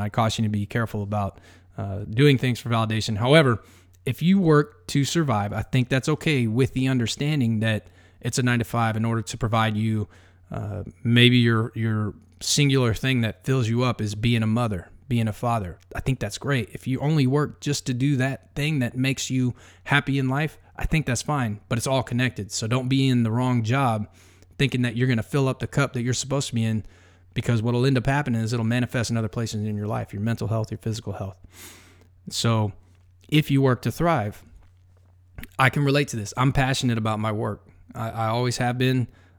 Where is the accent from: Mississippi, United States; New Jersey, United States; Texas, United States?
Texas, United States; I'm from Texas. Like, you know, we build fires everywhere.